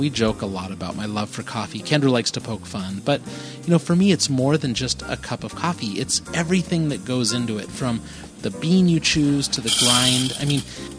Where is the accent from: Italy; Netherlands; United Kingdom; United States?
United States; California; we're from California